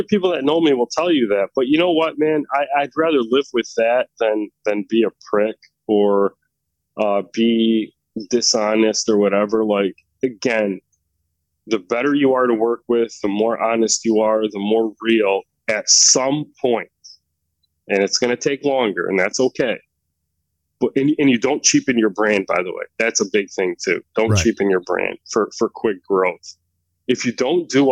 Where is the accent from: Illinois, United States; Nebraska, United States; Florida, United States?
Illinois, United States; Chicago; growing up in Chicago